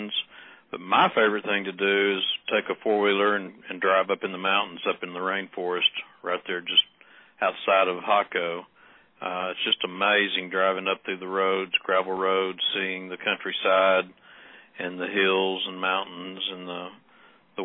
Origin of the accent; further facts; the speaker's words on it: Texas, United States; We're all from Texas